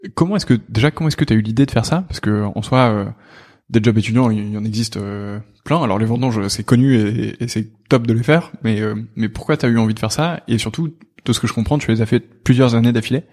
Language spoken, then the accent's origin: French; Lille, Hauts-de-France, France; je suis aussi originaire de Lille